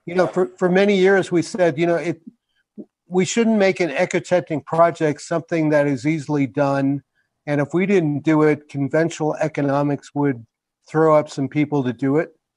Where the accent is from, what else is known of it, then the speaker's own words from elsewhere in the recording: New York, United States; now in New Mexico, United States; I grew up in New York, which is kind of a melting pot